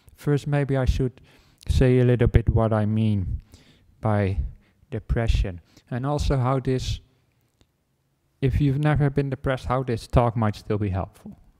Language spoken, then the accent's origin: English; Netherlands; moved away as an adult; now in Australia; I came with the airplane from the Netherlands where I was where I was born and grown, where I grew up